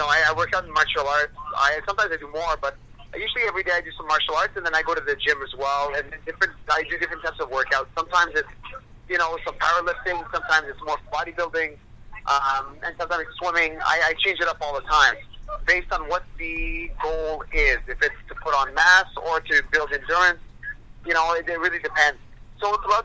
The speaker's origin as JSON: {"language": "English", "town": "Ottawa", "region": "Ontario", "country": "Canada", "tie": "born or raised there", "also_born_or_lived": "Gabon / Montreal / Ivory Coast / Moncton, New Brunswick", "said": "I lived in Ottawa ever since. I was 7 years old."}